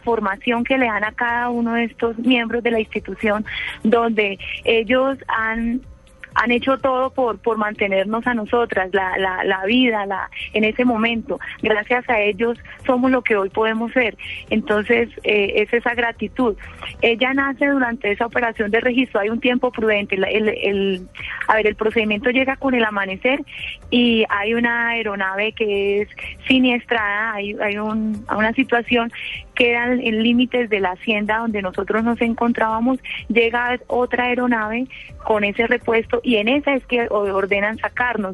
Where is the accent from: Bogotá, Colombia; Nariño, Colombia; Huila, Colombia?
Huila, Colombia; also born or lived in Neiva; nosotros somos del departamento del Huila